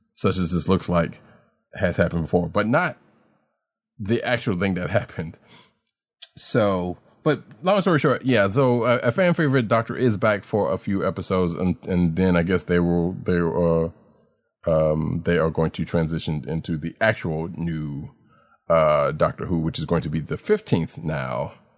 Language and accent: English; the South, Southern United States, United States; a Southerner born and raised